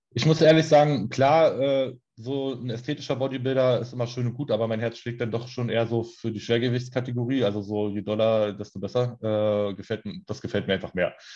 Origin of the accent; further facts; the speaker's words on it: Berlin, Germany; wohne in Berlin, auch schon mein ganzes Leben lang